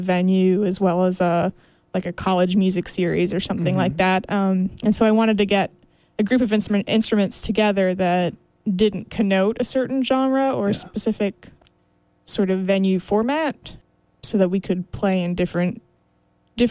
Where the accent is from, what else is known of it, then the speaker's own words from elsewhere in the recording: Canada; I'm Canadian